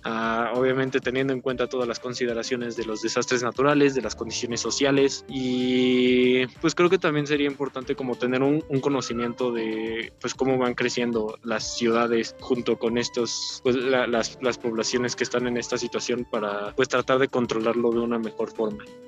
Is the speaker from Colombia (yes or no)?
no; Mexico